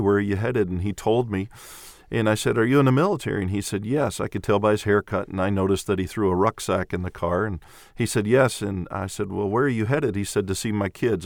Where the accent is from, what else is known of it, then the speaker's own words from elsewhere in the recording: Clarksville, Tennessee, United States; also born or lived in Venezuela; I'm from Clarksville, Tennessee, and my wife and I have been in the ministry for twenty-eight years